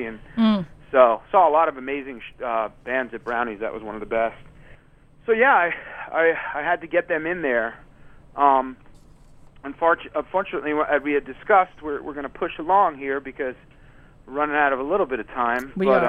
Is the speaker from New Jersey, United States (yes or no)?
yes; New Jersey, United States; now in New York, United States; I'm in New York now, but I grew up in Jersey too